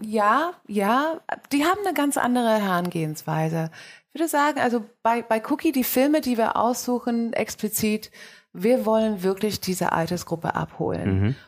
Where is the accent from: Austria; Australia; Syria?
Australia; now in Germany; Ich bin in Australien aufgewachsen und bin ähm, fast 50.